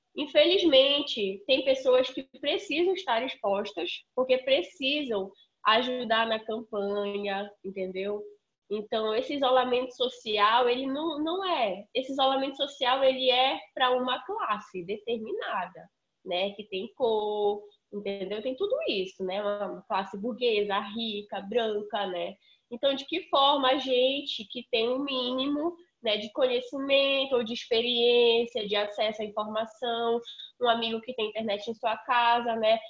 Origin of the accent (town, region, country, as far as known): Amazon, Brazil